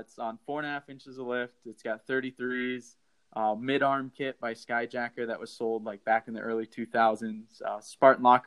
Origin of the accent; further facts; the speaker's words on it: Philo, Illinois, United States; moved away as an adult; also born or lived in St. Louis, Missouri / Custer State Park, South Dakota; now in South Dakota, United States; I'm from Illinois, a small town called Philo. It was a farm town, about 1,200 people, and I made my way out here